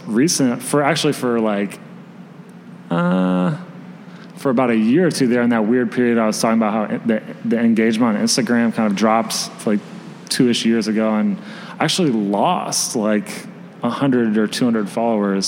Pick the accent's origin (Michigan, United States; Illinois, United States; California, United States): Illinois, United States; Springfield; moved away as an adult; now in Chicago, United States; I'm from Springfield, Illinois. So I moved here almost 3 years ago